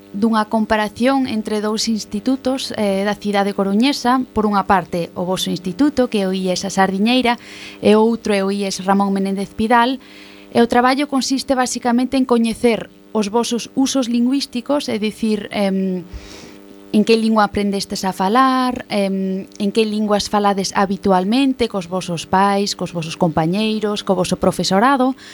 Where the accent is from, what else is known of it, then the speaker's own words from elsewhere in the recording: Basel, Basel-Stadt, Switzerland; Eu veño de Basilea, en Suiza, e son filla de galego, e miña nai é suiza.